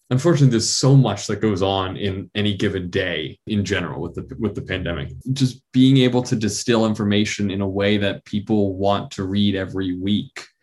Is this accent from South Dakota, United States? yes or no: no; New York, United States; and I'm from New York, and so I was right outside the city in in March and April, and really all the way through that.